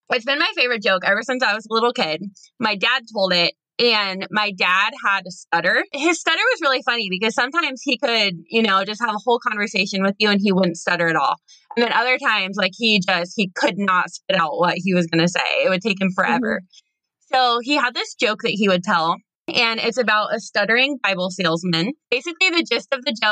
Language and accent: English; Burlington, Iowa, United States; Burlington, Iowa, which is my hometown